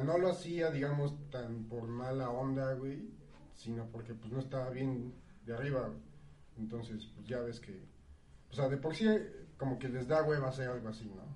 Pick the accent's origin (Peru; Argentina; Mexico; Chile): Mexico